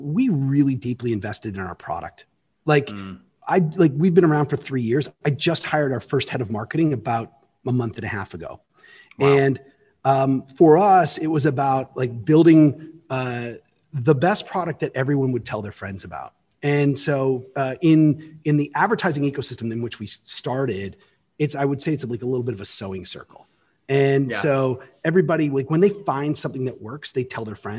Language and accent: English; Canada; now in United States; As a Canadian, and I became an American citizen a while ago, so I now get to vote here